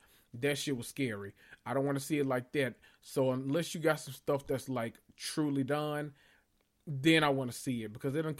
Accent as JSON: {"language": "English", "region": "the South", "country": "United States", "said": "people didn't understand anything I said when I moved from the South up to the Midwest."}